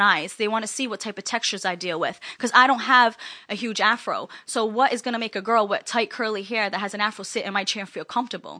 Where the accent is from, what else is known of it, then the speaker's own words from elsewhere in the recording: East Providence, Rhode Island, United States; also born or lived in Springfield, Massachusetts; I went back to my hometown, East Providence